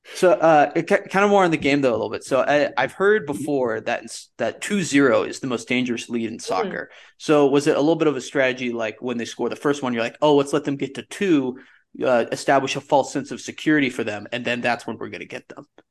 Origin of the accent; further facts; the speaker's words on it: Henderson, Nevada, United States; I was born there, Henderson